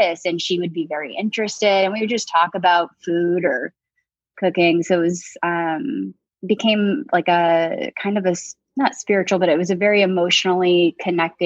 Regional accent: San Jose, California, United States; also born or lived in Tracy, California; I grew up in Northern California. I'm from San Jose

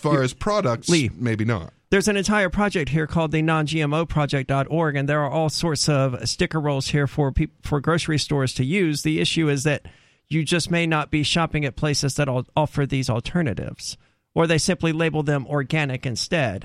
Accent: United States; I'm an American.

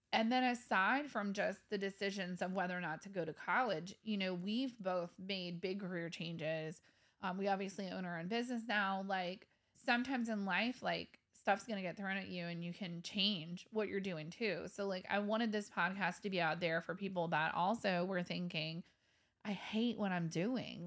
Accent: Kenner, Louisiana, United States; I grew up in Kenner

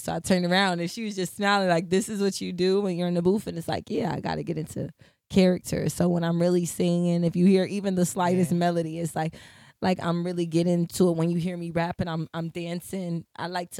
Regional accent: Detroit, Michigan, United States; moved away; also born or lived in New York; I was born in Detroit.

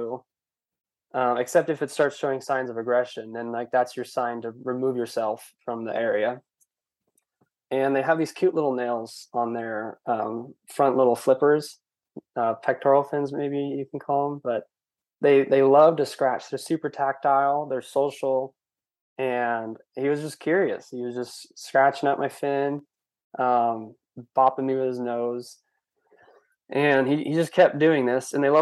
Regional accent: California, United States; I'm from California

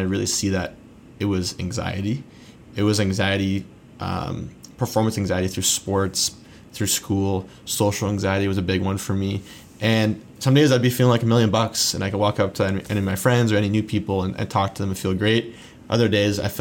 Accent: Southern Ontario, Canada; I grew up in Southern Ontario

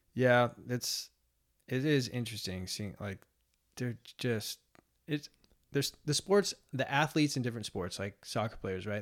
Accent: Mercer Island, Washington, United States; I grew up on Mercer Island, which is a suburb of Seattle

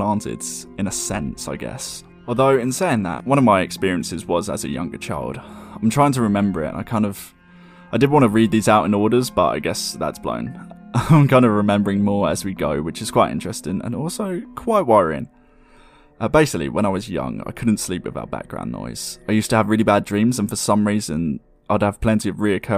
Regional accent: Surrey, South East England, United Kingdom; I was born in May in the early 90s in the county of Surrey, England.

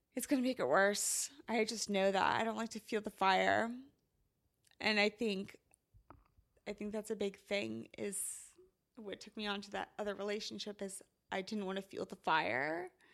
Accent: Midwest, United States; I'm from the Midwest and it rains a lot

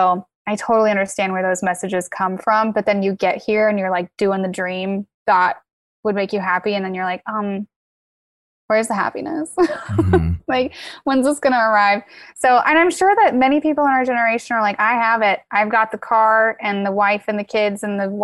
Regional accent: Midwest, United States; moved away as an adult; also born or lived in Virginia; I grew up in the Midwest on a farm

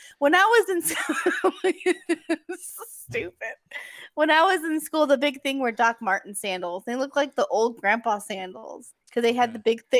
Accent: Chicago, Illinois, United States; I'm from Chicago.

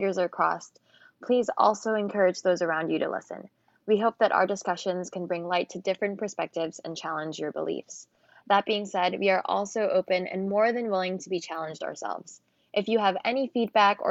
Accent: New York, United States; moved away; also born or lived in Philippines / New Jersey / Philadelphia; I was born in the Philippines and moved to New York when I was 7

